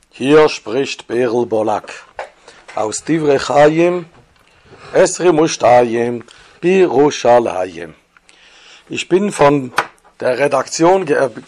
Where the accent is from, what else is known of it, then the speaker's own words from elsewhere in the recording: Switzerland; born there; accent: Swiss; Ich bin gebürtiger Schweizer, das hört ihr auch von dem Schweizer Akzent.